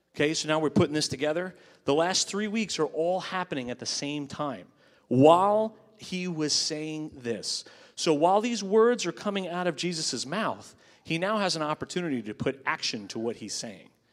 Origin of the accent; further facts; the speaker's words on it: Long Island, New York, United States; the church I grew up in on Long Island